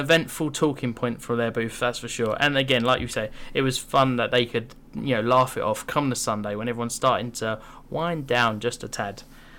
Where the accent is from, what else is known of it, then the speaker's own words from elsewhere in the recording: United Kingdom; especially being a Brit